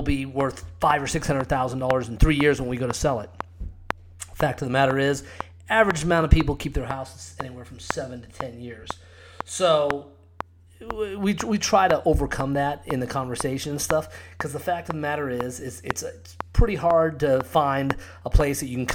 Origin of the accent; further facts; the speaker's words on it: Scottsdale, Arizona, United States; also born or lived in Cave Creek, Arizona; I grew up in Scottsdale. I actually live in Cape Creek, Arizona now